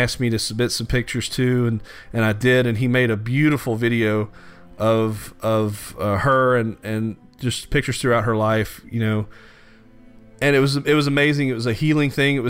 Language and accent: English; Louisiana, United States; growing up in Louisiana